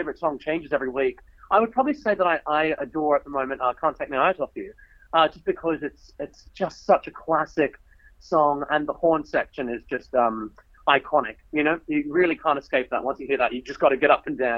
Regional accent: Australia; now in United Kingdom; I'm Australian

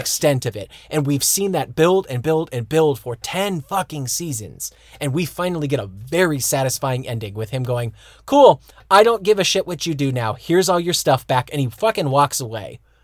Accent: United States; moved away as an adult; now in Germany; I was a kid that was born and raised in America

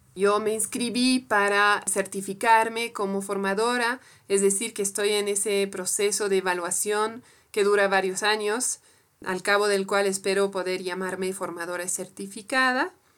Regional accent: France; Spanish is a second language; moved away as an adult; now in Bolivia; Soy francesa de origen y vivo en Bolivia hace, casi 15 años, donde aprendí también a hablar español

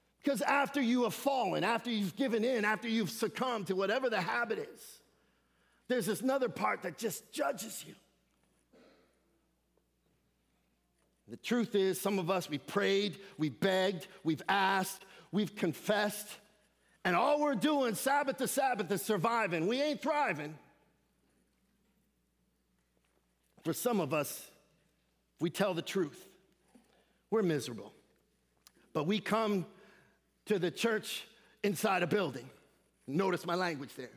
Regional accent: Seattle, Washington, United States; I'm from Seattle

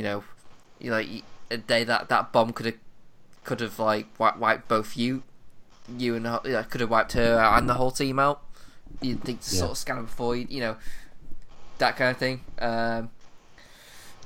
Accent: England, United Kingdom; I'm English

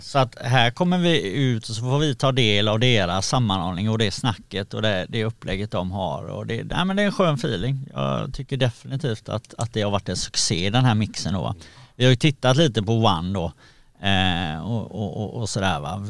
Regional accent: Gothenburg, Västra Götaland, Sweden; jag är uppvuxen i Backa i, i Göteborg

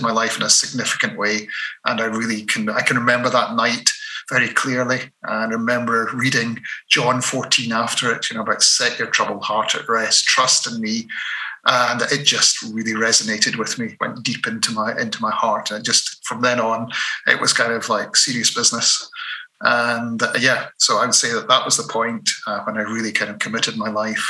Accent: Dunblane, Scotland, United Kingdom; I was brought up in Dunblane

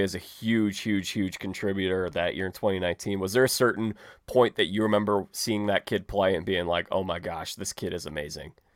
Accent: Chicago, Illinois, United States; I'm from Chicago

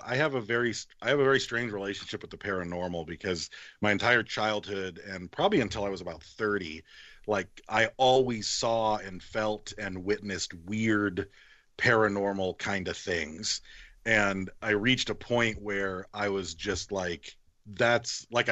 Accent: Battle Creek, Michigan, United States; also born or lived in Detroit, Michigan; now in Bakersfield, United States; I was born in Detroit. We moved out here to Bakersfield, where I live right now in California. And then my mom got a job in Battle Creek, Michigan, where I spent my childhood all the way through high school.

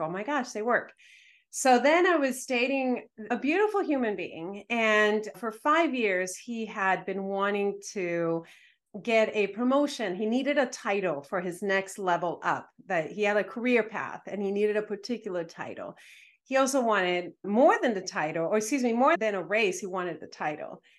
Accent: Dominican Republic; I was raised in the Dominican Republic

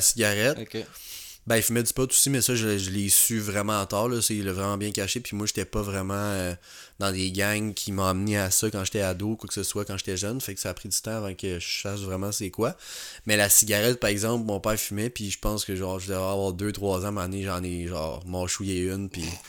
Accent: Montreal, Quebec, Canada; also born or lived in Jonquière; j'ai grandi à Pointe-aux-Trembles

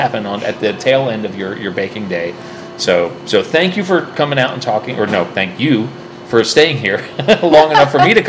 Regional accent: Fort Collins, Colorado, United States; I am here in Fort Collins, Colorado, my hometown of Fort Collins, Colorado

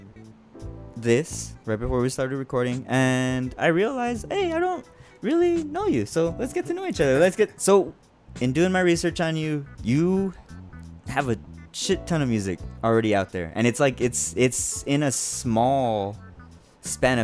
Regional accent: El Paso, Texas, United States; We're both artists from El Paso, Texas

